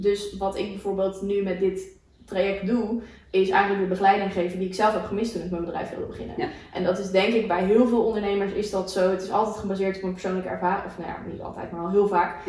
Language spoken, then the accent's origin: Dutch; Aruba; moved away; Ik ben opgegroeid op Aruba.